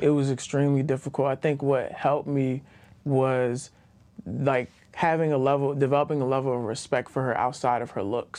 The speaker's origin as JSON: {"language": "English", "town": "Baltimore", "region": "Maryland", "country": "United States", "also_born_or_lived": "Greensboro, North Carolina", "said": "I'm from Baltimore, Maryland"}